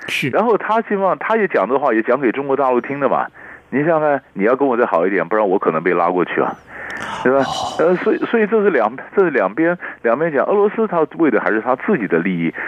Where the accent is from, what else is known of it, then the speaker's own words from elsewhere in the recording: Taiwan; 那我们是台湾人